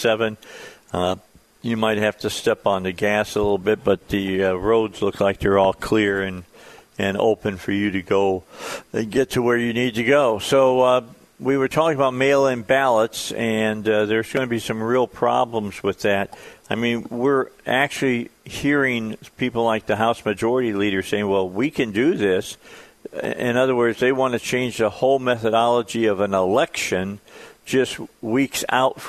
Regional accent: outside of Chicago, Illinois, United States; moved away; growing up outside of Chicago

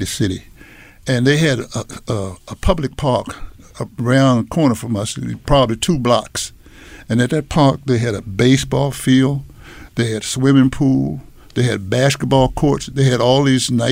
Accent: Washington, District of Columbia, United States; my background, I grew up in Washington, D.C.

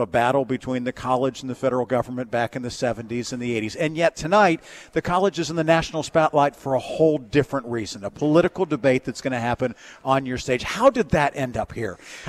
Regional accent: Grove City, Pennsylvania, United States; moved away; back in my hometown of Grove City here in Mercer County, Pennsylvania

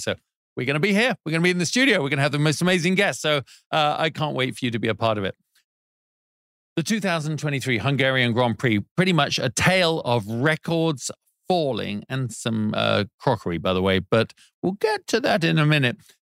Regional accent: United Kingdom; As a Brit

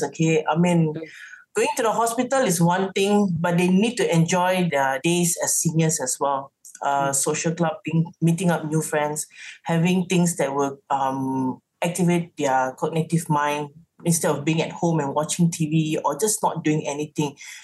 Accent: Seremban, Negeri Sembilan, Malaysia; moved away; Seremban have to, you know, it's like, that's my hometown.

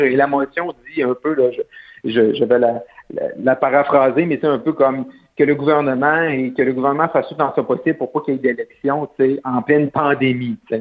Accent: Roberval, Quebec, Canada; also born or lived in Ottawa; chez moi, là, au Lac-Saint-Jean, ça va bien le français

